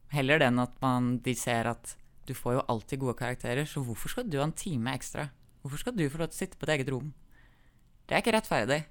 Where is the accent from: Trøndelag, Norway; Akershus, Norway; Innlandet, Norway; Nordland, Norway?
Innlandet, Norway; Magnor; also born or lived in Kongsvinger; Vi flytta fra Kongsvinger til Magnor uh, eh, pga. at søstera mi ble mobba på den ungdomsskolen hun gikk på